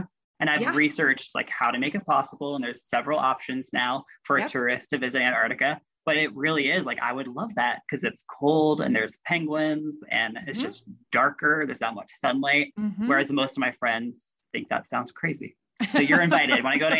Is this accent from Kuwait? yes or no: no; Russia; now in Washington, D.C., United States; So once I grew up in Russia, I came to the United States and moved to Washington, D.C., a city that I still live in.